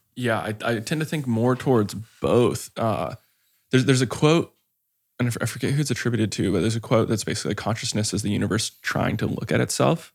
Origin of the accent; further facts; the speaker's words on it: Hawaii, United States; I grew up in Hawaii